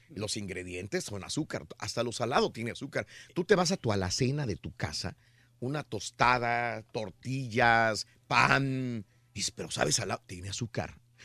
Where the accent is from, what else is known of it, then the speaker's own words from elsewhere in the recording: Mexico; Los que somos mexicanos